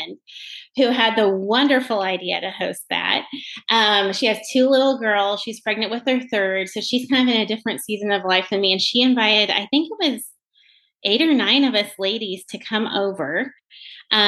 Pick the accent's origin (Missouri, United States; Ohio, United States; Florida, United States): Missouri, United States; the Ozarks; I am 100% pure Ozarkian. We are hillbillies down here.